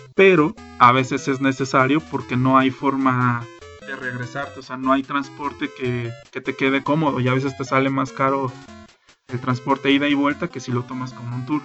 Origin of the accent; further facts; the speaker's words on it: Mexico; siendo mexicano